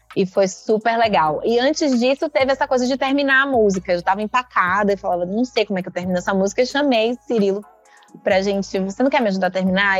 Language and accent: Portuguese; Recôncavo, Bahia, Brazil; Nasci aqui na Bahia, mas eu nasci no recôncavo da Bahia